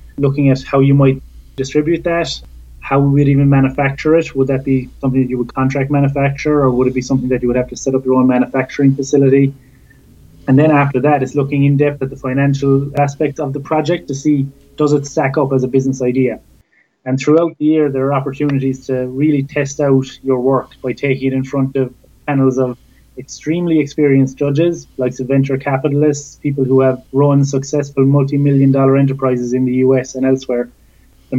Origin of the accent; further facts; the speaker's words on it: Cork, Munster, Ireland; moved away as an adult; growing up in Cork, I saw no reason to ever leave the county bounds